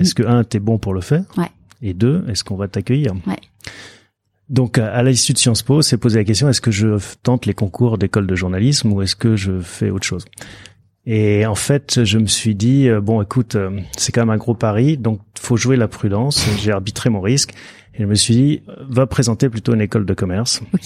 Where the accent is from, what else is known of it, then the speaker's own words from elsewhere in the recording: Soisy-sur-Seine, Île-de-France, France; also born or lived in Paris; mes parents ont déménagé en banlieue parisienne, dans un village qui s'appelle Soisy-sur-Seine. C'est entre Évry et Corbeil. Et donc, bah, j'ai grandi là jusqu'à... Euh, jusqu'au bac